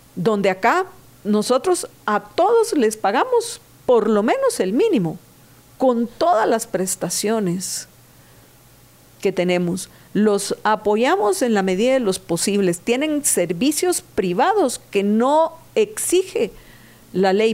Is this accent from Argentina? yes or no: no; Guatemala; soy nativa de Guatemala. Yo aquí nací, aquí está mi hogar, aquí están mis seres queridos.